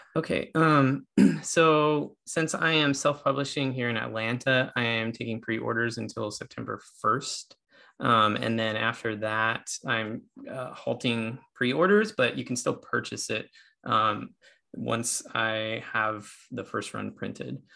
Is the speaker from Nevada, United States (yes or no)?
yes; Nevada, United States; I was raised in Nevada